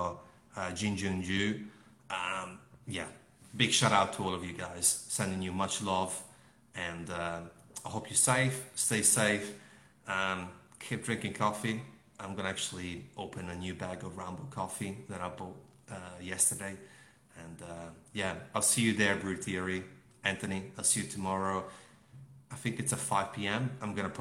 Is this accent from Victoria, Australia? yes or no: yes; Melbourne, Victoria, Australia; give back to Melbourne people, my people. So I'm from Melbourne